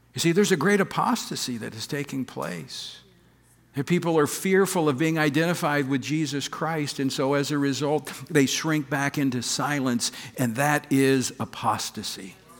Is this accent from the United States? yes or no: yes; Louisiana, United States; my home state of Louisiana, Monroe, Louisiana